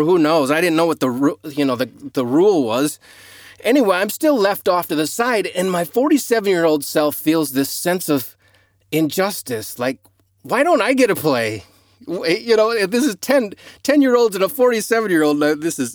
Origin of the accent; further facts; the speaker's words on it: United States; moved away as an adult; now in Australia; growing up in the United States